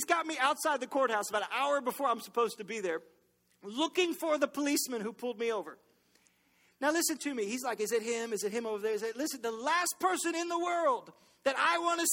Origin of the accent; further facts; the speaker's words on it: Baton Rouge, Louisiana, United States; I'm from Baton Rouge.